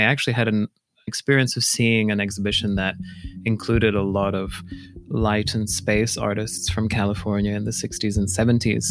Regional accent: Poland; also born or lived in Australia / United Kingdom; now in Minneapolis, United States; I grew up in Poland

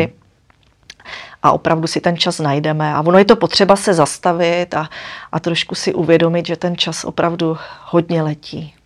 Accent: Moravia, Czechia; jsem holka z Moravy

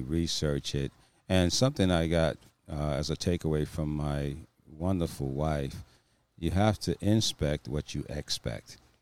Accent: East Coast, United States; moved away; We're both from the East Coast, and we left there for a reason

